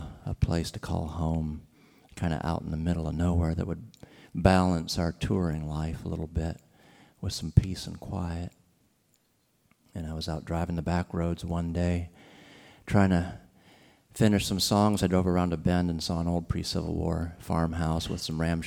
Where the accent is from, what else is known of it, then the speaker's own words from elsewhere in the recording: Ohio, United States; We're from Ohio, a swing state